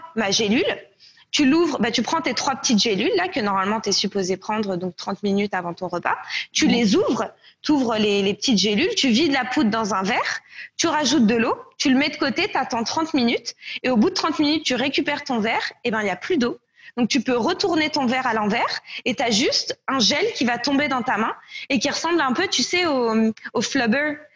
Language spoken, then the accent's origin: French; France; moved away as an adult; also born or lived in Canada / Nicaragua; je suis française, mais de retour en France seulement depuis euh, un peu plus d'un an et demi maintenant. Euh, j'ai vécu au Canada en fait, où j'ai déménagé en 2013 pour étudier au HEC